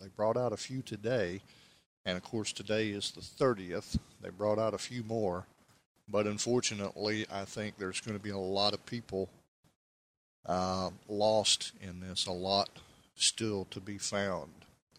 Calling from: Tennessee, United States; but I am podcasting here from East Tennessee, and we have a lot of rain coming down

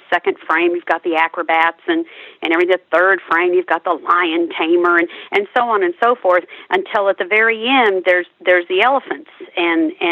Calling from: Trophy Club, Texas, United States; I'm joining you from Trophy Club, Texas, which is right outside of Dallas and right outside of Fort Worth.

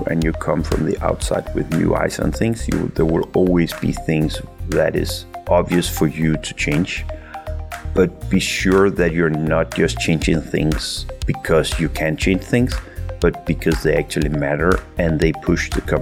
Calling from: Aarhus, Central Denmark Region, Denmark; but I'm I'm just in Aarhus uh, in Denmark.

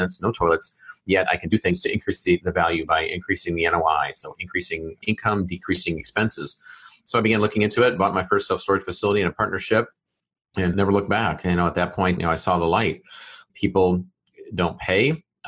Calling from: Fishers, Indiana, United States; Yeah, home is Fishers, Indiana, which is a suburb of Indianapolis, up on the northeast side of Indianapolis.

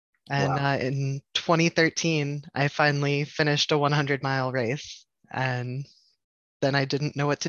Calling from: Pittsburgh, Pennsylvania, United States; I am in Pittsburgh, PA.

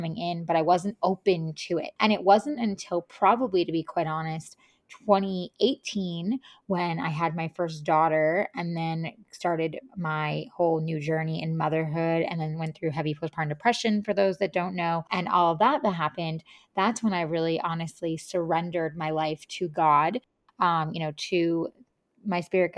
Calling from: Tennessee, United States; also born or lived in California; But yeah, I'm calling in from Tennessee, and I'm just excited to have this conversation with you.

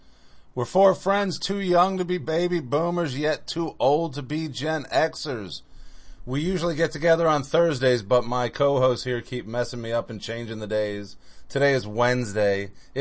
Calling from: Pennsylvania, United States

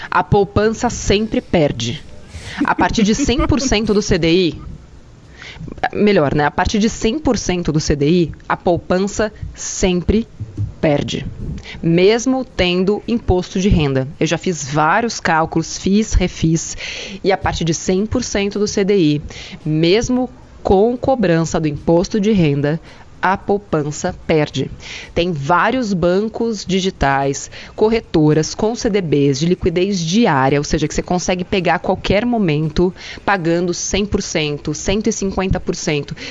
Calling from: São Paulo, Brazil; eu sou de Foxetuba, Alto Tietê de São Paulo.

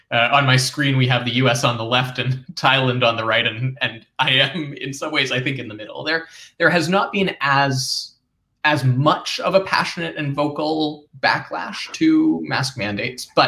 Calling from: Toronto, Ontario, Canada; So I'm downtown in Toronto, Canada.

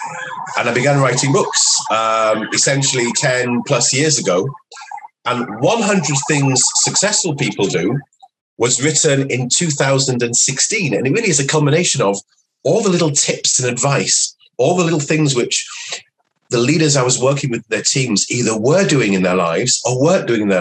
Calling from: London, United Kingdom; And I'm calling in from London, where we're having a bit of a heat wave today.

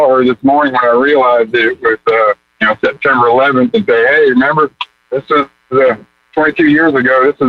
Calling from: Alabama, United States; from Alabama.

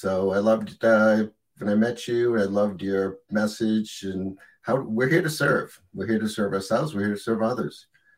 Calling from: Portland, Maine, United States; I'm in Portland, Maine, and it's about 41 degrees here, which we've had a pretty mild winter.

